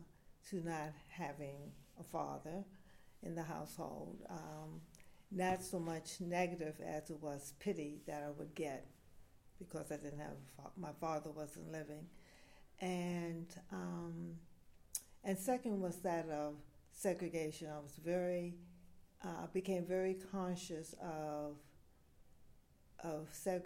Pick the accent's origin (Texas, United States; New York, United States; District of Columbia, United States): District of Columbia, United States; Washington; also born or lived in Cleveland, Ohio; I grew up in Washington, D.C., Northeast D.C.